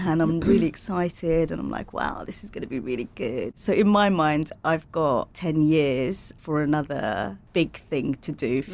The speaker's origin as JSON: {"language": "English", "town": "Portsmouth", "region": "South East England", "country": "United Kingdom", "tie": "born or raised there", "also_born_or_lived": "Bangladesh", "moved": "yes", "said": "I grew up in Portsmouth, third generation"}